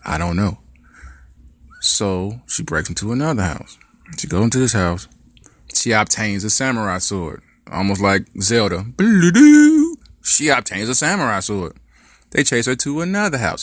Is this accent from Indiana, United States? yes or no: yes; Gary, Indiana, United States; growing up in Gary, there was a couple white kids